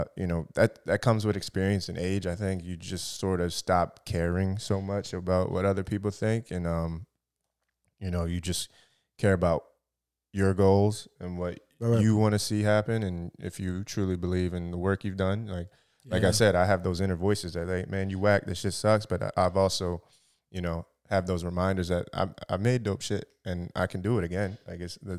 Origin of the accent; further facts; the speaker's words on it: Voorhees, New Jersey, United States; I'm from South Jersey, Voorhees, Cherry Hill, that area. You feel me? I've been there. You know, grew up there.